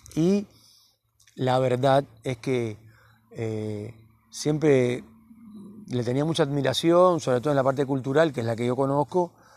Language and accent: Spanish; Cuba; moved away as an adult; now in Cipolletti, Argentina; A mí todo el mundo me dice el cubano, el cubano